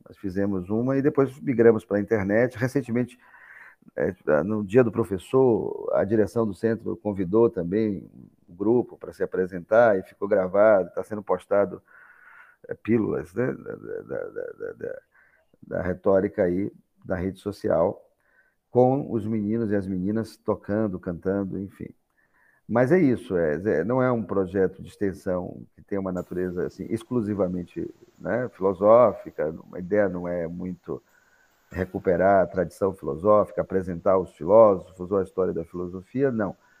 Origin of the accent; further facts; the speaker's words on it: Brazil; nos pensarmos como brasileiros